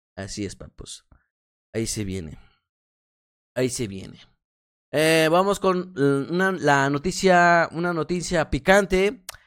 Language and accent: Spanish; Mexico; como soy mexicano